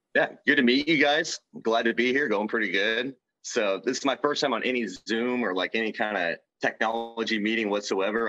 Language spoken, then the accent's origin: English; Kansas City, Missouri, United States; I grew up in Kansas City